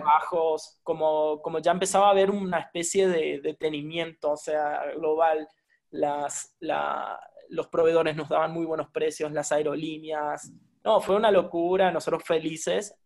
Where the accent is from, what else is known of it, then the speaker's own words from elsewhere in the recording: Argentina; moved away as an adult; now in Mexico; Soy un argentino viviendo en México